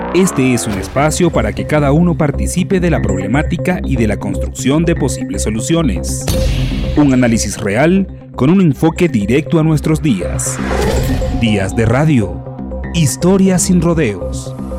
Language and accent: Spanish; Argentina; moved away as an adult; also born or lived in Brazil; now in Barcelona, Spain; soy argentino, tengo también nacionalidad brasileña porque viví 10 años en Brasil y actualmente vivo en Barcelona